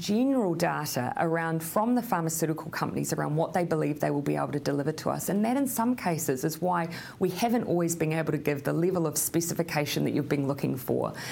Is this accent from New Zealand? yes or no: yes; New Zealand; as a New Zealander grounded with strong values in human rights as our nation is